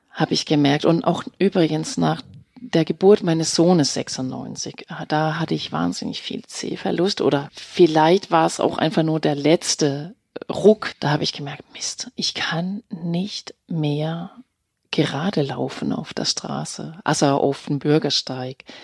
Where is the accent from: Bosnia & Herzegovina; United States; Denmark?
Denmark; German is a second language; moved away as an adult; now in Germany; Also ich bin in Dänemark geboren, 1970 äh, und bin dort aufgewachsen und bin erst nach meinem Abitur 1989 nach Deutschland ja